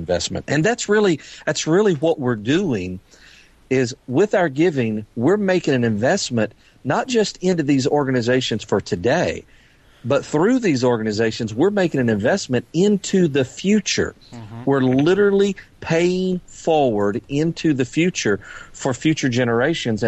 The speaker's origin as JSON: {"language": "English", "town": "Lake Charles", "region": "Louisiana", "country": "United States", "tie": "born or raised there", "said": "my hometown in Lake Charles, Louisiana"}